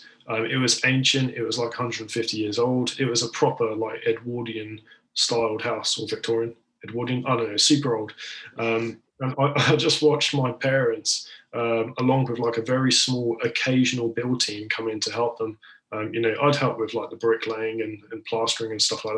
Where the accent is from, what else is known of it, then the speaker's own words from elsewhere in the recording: Isle of Wight, South East England, United Kingdom; accent: southern; also born or lived in Liverpool; I was actually born in Liverpool and most of my family are up there, so I know the area really quite well. But I was raised on the Isle of Wight, hence the sort of southern element of my voice.